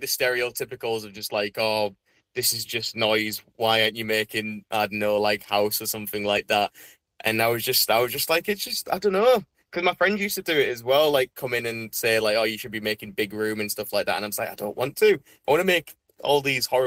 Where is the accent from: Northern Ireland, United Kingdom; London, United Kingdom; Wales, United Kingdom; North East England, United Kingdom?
North East England, United Kingdom; Saltburn-by-the-Sea; also born or lived in Middlesbrough / Carlin How / Leeds; I was born in Middlesbrough, but then for about 2 years of my childhood, I lived somewhere called Carlinau, which is like another kind of small seaside town near Saltburn. But then after them 2 years, me and our mum then moved to Saltburn. And then pretty much after that 2 years, then we've lived here all our lives.